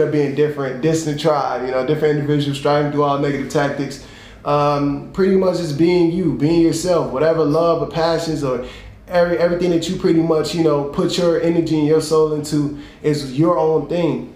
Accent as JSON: {"language": "English", "town": "Chicago", "region": "Illinois", "country": "United States", "tie": "born or raised there", "said": "I'm from Chicago, Illinois, South Side, man. Born and raised"}